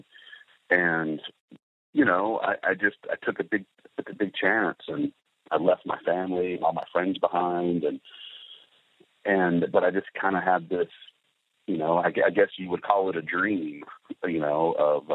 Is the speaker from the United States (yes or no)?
yes; Knoxville, Tennessee, United States; moved away as an adult; also born or lived in Los Angeles; I grew up in Knoxville, Tennessee